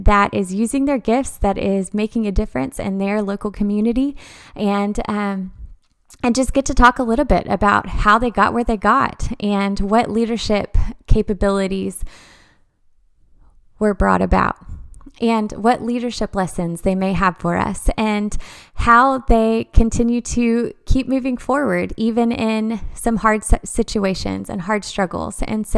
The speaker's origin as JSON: {"language": "English", "town": "Dallas", "region": "Texas", "country": "United States", "lives_now": "Conway, United States", "said": "We are living in Conway, Arkansas. We are previously from the Dallas area."}